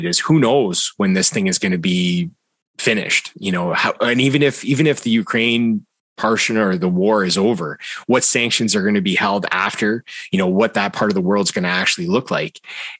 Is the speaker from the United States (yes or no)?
no; Canada; I'm Canadian